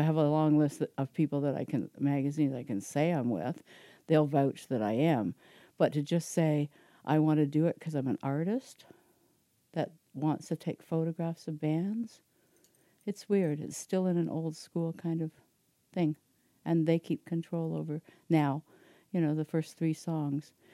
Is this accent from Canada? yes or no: yes; Belleville, Ontario, Canada; also born or lived in Toronto; I grew up in Belleville